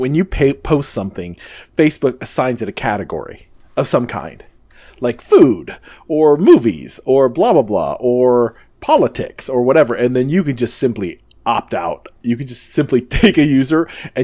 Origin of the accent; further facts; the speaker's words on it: Midwest, United States; moved away; I grew up in the Midwest